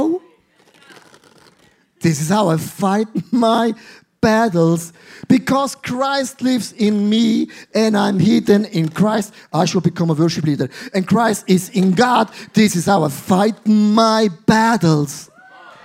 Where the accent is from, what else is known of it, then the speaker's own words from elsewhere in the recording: Switzerland; I grew up in Switzerland